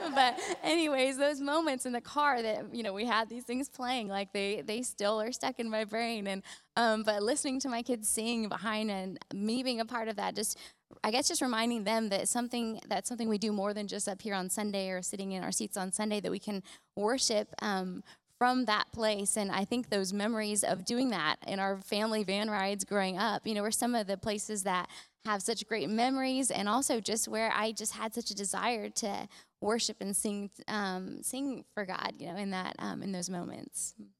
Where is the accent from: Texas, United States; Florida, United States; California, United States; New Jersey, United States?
California, United States; moved away as an adult; when I moved here, I was around 20, and I'm actually from California originally